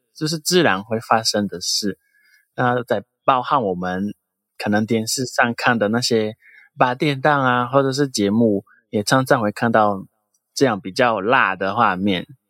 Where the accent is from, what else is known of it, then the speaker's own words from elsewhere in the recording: Brazil; Chinese is a second language; moved away as an adult; now in Taiwan; 我们巴西那边是 ，呃，对于L G B T Q，还有对于形，形这个话题本来就是很开放